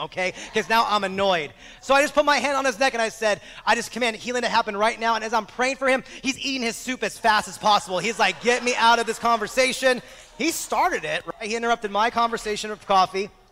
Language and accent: English; Exton, Pennsylvania, United States; now in Bakersfield, United States; I'm now back in my hometown of Exton, Pennsylvania